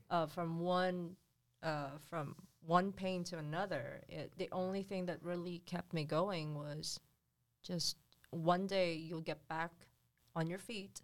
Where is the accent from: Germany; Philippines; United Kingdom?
Philippines; moved away; in the Philippines, you can, when I was growing up, you can build a hut under the bridge